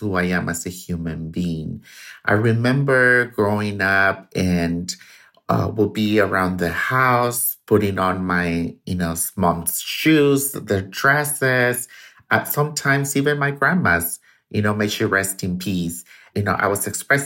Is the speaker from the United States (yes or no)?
no; Tuxpan, Jalisco, Mexico; I was born in Tuxpan, Jalisco, Mexico, to a single mother